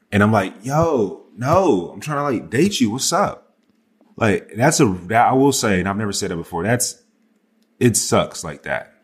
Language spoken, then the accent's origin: English; the South, United States; I'm from the South. I say, "Yes, ma'am, no, ma'am, yes, sir, no, sir."